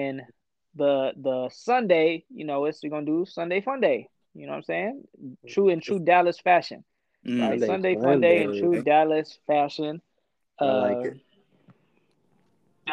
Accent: Ethiopia; moved away; I'm Ethiopian

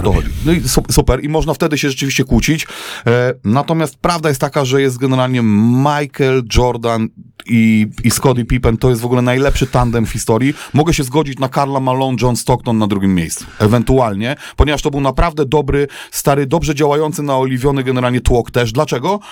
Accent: Wrocław, Lower Silesian Voivodeship, Poland; na Kozanowie, na naszym boisku do piłki nożnej

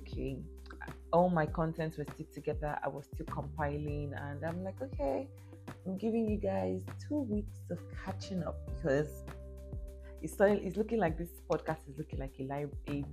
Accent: Lagos, Nigeria; moved away; that's my base, that's my home, born and brought up in Lagos.

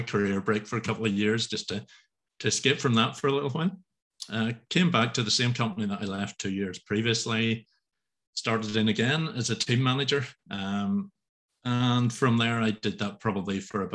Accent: Northern Ireland, United Kingdom; I'm from Northern Ireland, quite a rural part of Northern

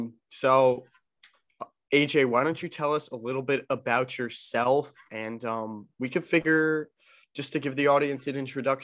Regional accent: New Jersey, United States; born and bred in New Jersey. Parents both from New Jersey. My dad's parents are from Italy. So second generation college student

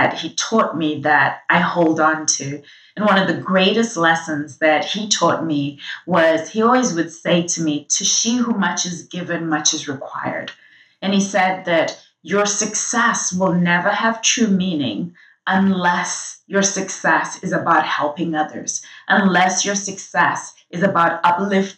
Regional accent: Zimbabwe; I'm from Zimbabwe, and growing up, I grew up in a country at the time that I was born

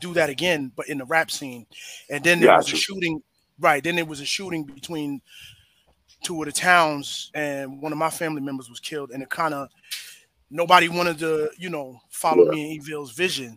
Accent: New Rochelle, New York, United States; I'm from New Rochelle

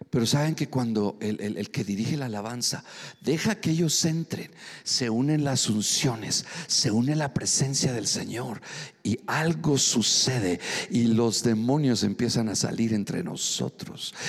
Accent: Mexico City, Mexico; soy chilango, gloria a Dios. Soy frijolito, soy de Nopalilandia. Sí, gloria a Dios, a mucho orgullo, soy mexicano

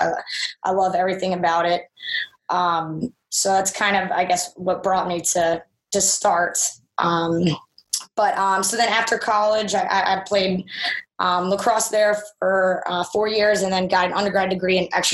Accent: Philadelphia, Pennsylvania, United States; moved away; also born or lived in Charlotte; We're from Philadelphia originally

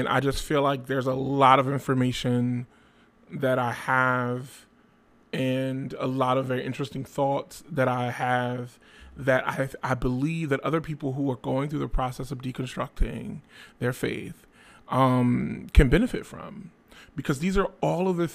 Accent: Trenton, New Jersey, United States; hailing out of Trent, New Jersey, my hometown

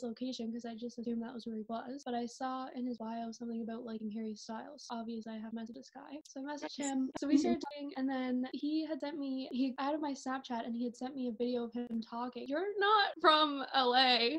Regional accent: Newfoundland and Labrador, Canada; moved away as an adult; now in Peterborough, Canada; I'm originally from Labrador, but I moved on here

